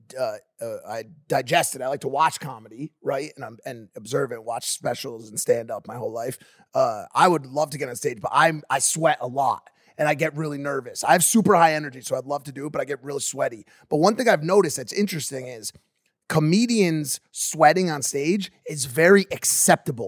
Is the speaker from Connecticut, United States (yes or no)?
yes; New Haven, Connecticut, United States; I'm from New Haven, Connecticut, the pizza capital of the world